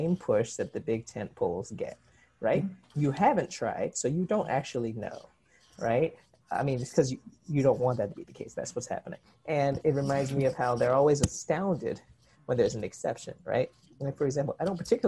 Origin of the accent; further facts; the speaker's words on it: New York, United States; also born or lived in South Korea; I was from New York